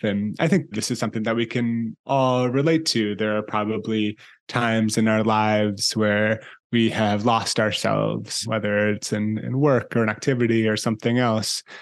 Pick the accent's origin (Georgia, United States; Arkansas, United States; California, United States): California, United States; San Francisco; also born or lived in Italy; spending time growing up both in Italy and in San Francisco, where I'm from and where I live now